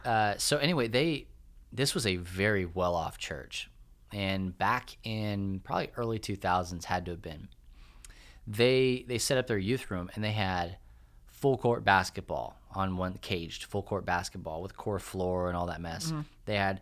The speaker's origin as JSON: {"language": "English", "town": "Clovis", "region": "New Mexico", "country": "United States", "tie": "born or raised there", "said": "And I grew up in Clovis, New Mexico, which there is nothing to write home about Clovis, New Mexico."}